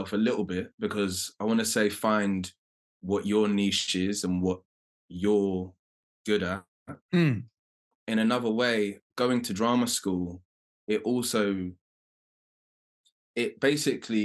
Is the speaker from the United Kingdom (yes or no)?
yes; London, United Kingdom; accent: London; my London accent